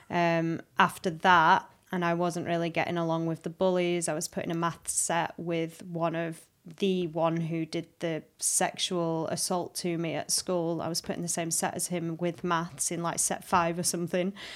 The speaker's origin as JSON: {"language": "English", "town": "Halifax", "region": "Yorkshire and the Humber", "country": "United Kingdom", "tie": "born or raised there", "also_born_or_lived": "High Wycombe / London / Australia", "moved": "as an adult", "said": "I was born in High Wycombe. But I grew up in Halifax"}